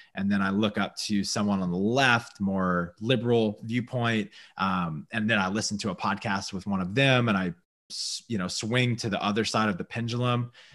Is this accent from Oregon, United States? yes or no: no; Louisiana, United States; I grew up in Louisiana